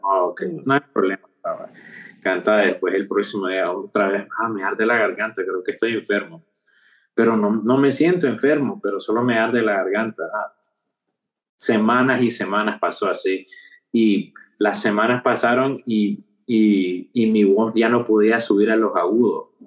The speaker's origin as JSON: {"language": "Spanish", "area": "Bay Area", "region": "California", "country": "United States", "also_born_or_lived": "Fremont, California", "first_language": "Spanish", "moved": "as an adult", "lives_now": "Houston, United States", "said": "soy originalmente de California, de la área bahía"}